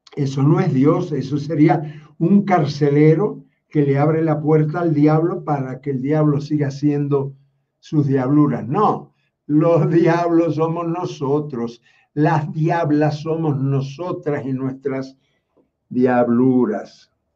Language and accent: Spanish; Cuba; Quien les habla no es romano, porque yo nací en Cuba